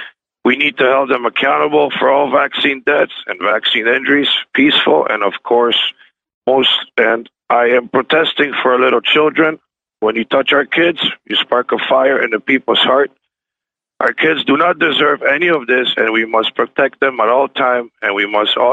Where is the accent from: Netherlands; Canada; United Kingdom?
Canada; I'm a Canadian truck driver.